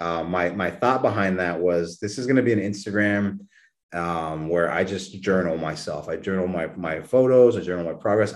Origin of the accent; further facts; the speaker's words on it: New Braunfels, Texas, United States; moved away; I was born and raised down in New Braunfels, Texas